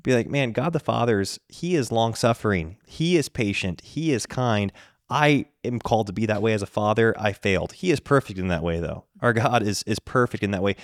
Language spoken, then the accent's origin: English; the West, United States; we grew up in the West